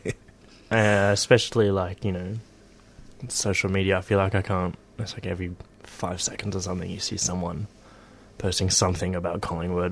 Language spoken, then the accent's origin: English; England, United Kingdom; now in Australia; as an English immigrant